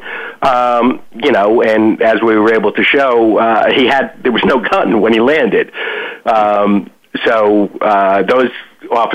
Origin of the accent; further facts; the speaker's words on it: Yonkers, New York, United States; moved away as an adult; also born or lived in Manhattan, New York; now in South Florida, United States; I was actually born in Manhattan. Family moved to Yonkers when I was five. And I lived in Yonkers until 1982 when I moved to South Florida